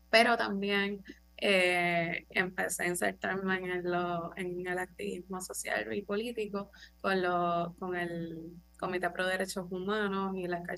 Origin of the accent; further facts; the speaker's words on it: Loíza, Puerto Rico; yo nací en Loiza, mis papás no son de Loiza, pero yo sí, nací y me crié allí.